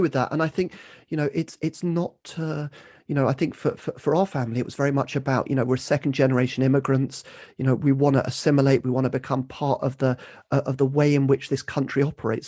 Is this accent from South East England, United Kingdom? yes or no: yes; Kent, South East England, United Kingdom; grew up in Kent, um, was basically local village